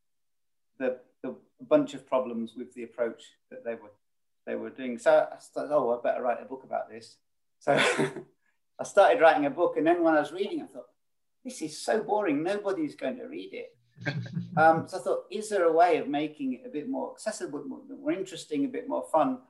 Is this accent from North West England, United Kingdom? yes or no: yes; South Lake District, North West England, United Kingdom; I come from South Lake District. So Northern England feels, more at home.